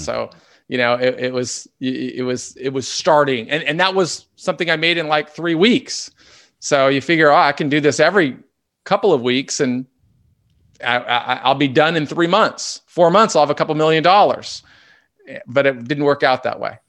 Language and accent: English; Seattle, Washington, United States; also born or lived in Southern California; So we grew up in North Seattle on the north side of Lake Washington.